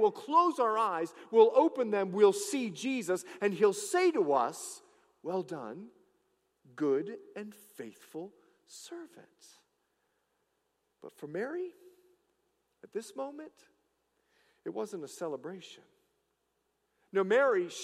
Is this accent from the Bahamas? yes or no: yes; Bahamas; I'm from the Bahamas.